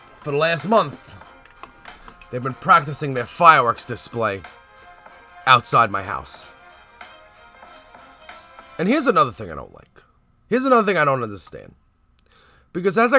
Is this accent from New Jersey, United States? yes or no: no; New York City, New York, United States; I'm from Canarsie, the Floss